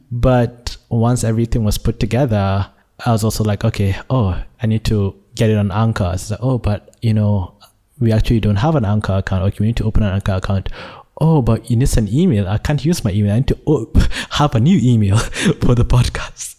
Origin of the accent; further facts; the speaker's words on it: Nigeria; now in Malaysia; I was born in Nigeria, but have been living in Malaysia for the past sixteen years